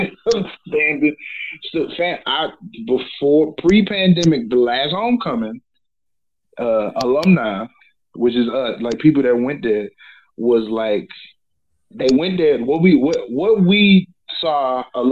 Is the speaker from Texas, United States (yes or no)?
yes; Port Arthur, Texas, United States; I'm from Port Arthur